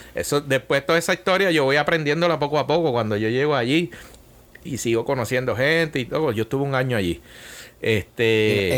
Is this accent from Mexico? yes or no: no; Bayamón, Puerto Rico; moved away as an adult; also born or lived in San Juan / Italy; Bayamón, donde yo nací y crecí